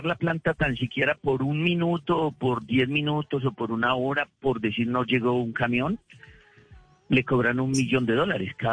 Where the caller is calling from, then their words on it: Greenville, South Carolina, United States; Yo vivo acá en South Carolina, Greenville, South Carolina, en, Estados Unidos.